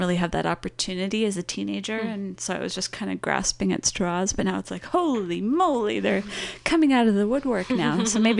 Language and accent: English; Los Angeles, California, United States; it was pretty much like the …, because I was from Los Angeles